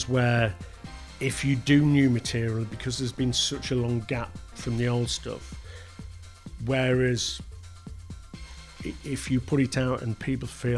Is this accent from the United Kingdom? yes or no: yes; Stafford, West Midlands, United Kingdom; I'm just … from Stafford